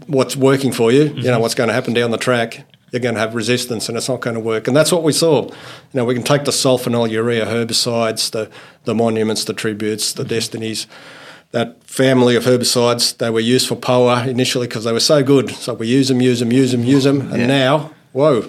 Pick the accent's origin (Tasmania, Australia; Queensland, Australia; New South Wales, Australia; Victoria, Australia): New South Wales, Australia; Goulburn; also born or lived in Finland / Armidale, New South Wales; When we moved to Australia, arrived in Sydney and grew up in the country, in New South Wales